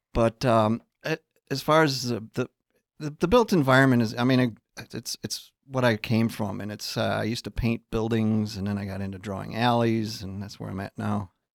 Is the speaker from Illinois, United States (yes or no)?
yes; Chicago, Illinois, United States; I grew up in Chicago.